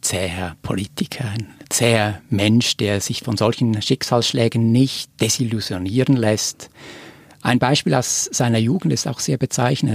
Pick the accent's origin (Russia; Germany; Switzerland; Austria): Switzerland; als Schweizer